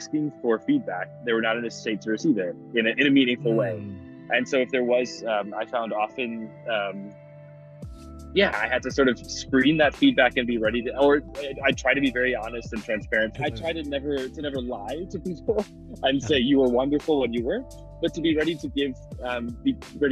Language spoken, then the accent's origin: English; Midwest, United States; moved away as an adult; now in Munich, Germany; I'm from the Midwest